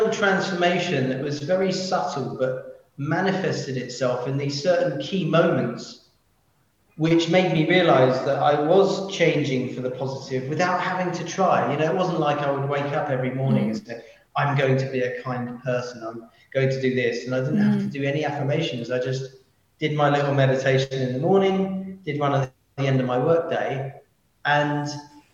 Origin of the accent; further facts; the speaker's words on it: London, United Kingdom; I'm a Londoner